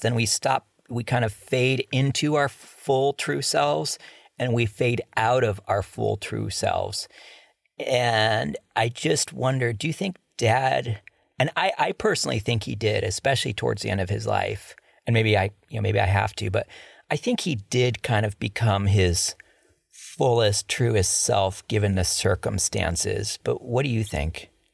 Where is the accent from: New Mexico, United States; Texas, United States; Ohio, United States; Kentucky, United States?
Ohio, United States; Cleveland; growing up in Cleveland, I remember in the second grade, I was pretty much the only white kid at an all black school.